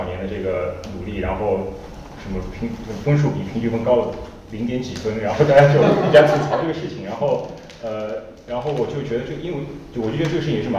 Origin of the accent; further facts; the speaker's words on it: Shanghai, China; 我是上海人